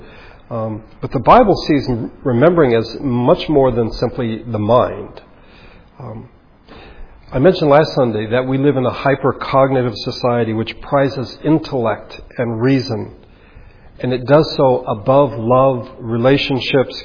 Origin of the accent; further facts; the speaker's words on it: United States; as Americans